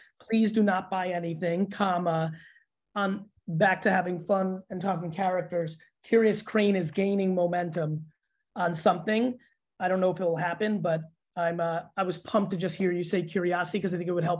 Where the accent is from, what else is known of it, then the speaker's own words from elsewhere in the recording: Russia; born there; so I was born in the Soviet Union.